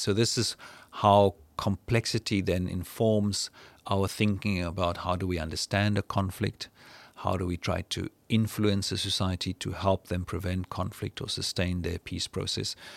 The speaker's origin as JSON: {"language": "English", "country": "South Africa", "said": "I'm from South Africa"}